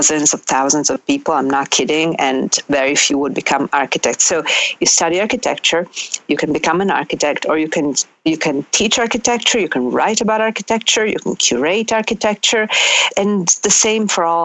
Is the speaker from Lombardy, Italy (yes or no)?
yes; Milan, Lombardy, Italy; moved away as an adult; also born or lived in Sardinia / Ferrara; now in New York, United States; growing up in Milan, Italy